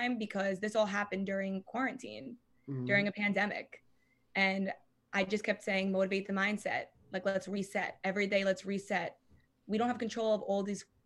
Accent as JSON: {"language": "English", "area": "Long Island", "region": "New York", "country": "United States", "said": "I'm from Long Island"}